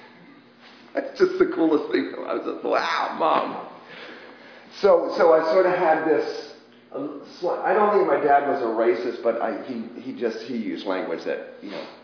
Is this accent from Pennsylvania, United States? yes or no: no; McLean, Virginia, United States; also born or lived in Richmond, Virginia; I grew up around the Beltway in McLean, basically, sixth grade through college